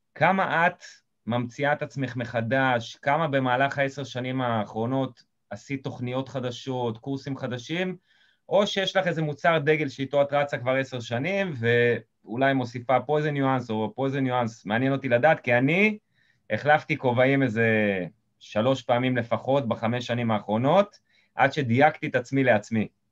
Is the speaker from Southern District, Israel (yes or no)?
yes; Eilot, Southern District, Israel; אני מקיבוץ אילות במקור